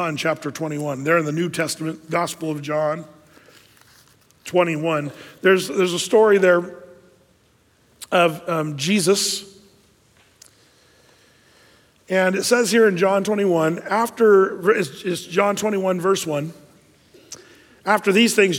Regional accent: Southern Oregon, United States; I'm from Southern Oregon

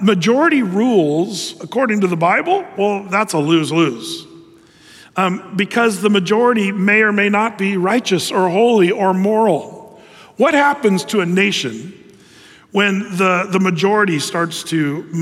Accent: United States; a red-blooded American

